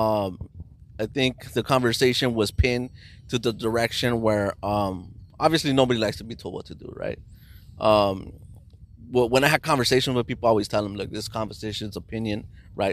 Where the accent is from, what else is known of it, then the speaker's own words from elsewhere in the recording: Los Angeles, California, United States; I grew up in East